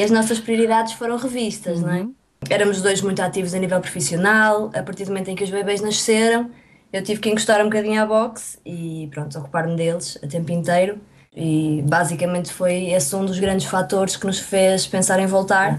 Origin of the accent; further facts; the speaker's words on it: Porto, Norte, Portugal; moved away as an adult; no Porto, a minha cidade natal